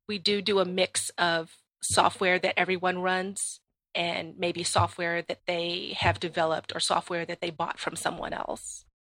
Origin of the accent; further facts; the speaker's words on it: Washington, District of Columbia, United States; I grew up in Washington, D C